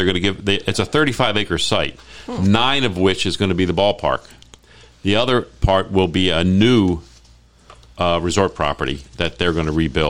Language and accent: English; Baltimore, Maryland, United States; now in Las Vegas, United States; I grew up in Baltimore